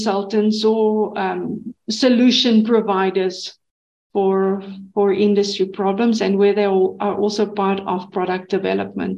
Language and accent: English; South Africa; I'm born in South Africa. I'm a South African